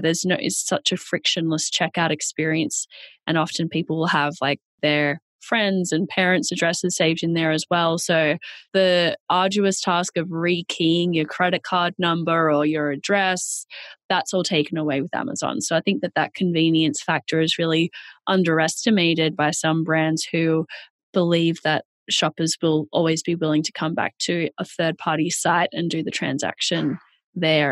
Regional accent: Australia; accent: Australian; moved away as an adult; now in New York, United States; I'm Australian. That's where the accent is from.

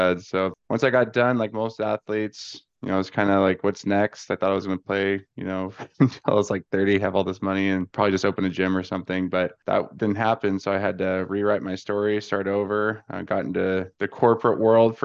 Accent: Ventura County, California, United States; moved away as an adult; now in Arizona, United States; I'm from California, just north of LA, about 35, 40 minutes in Ventura County.

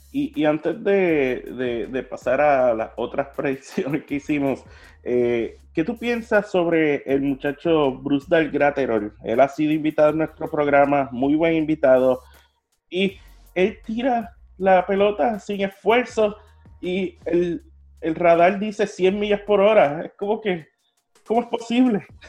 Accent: Puerto Rico; como puertorriqueño

